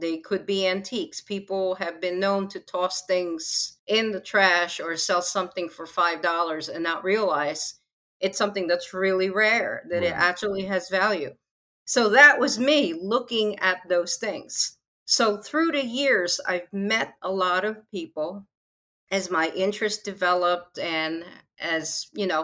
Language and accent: English; Philippines; I'm from the Philippines